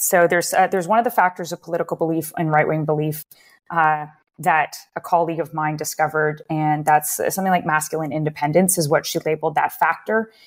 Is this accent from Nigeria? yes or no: no; Waterloo, Ontario, Canada; I grew up in Waterloo, uh, that's about an hour or so outside of Toronto, uh, in Canada